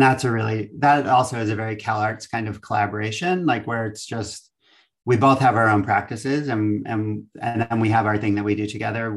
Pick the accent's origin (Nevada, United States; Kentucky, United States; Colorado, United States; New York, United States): New York, United States; Long Island; moved away as an adult; now in Los Angeles, United States; I'm from Long Island originally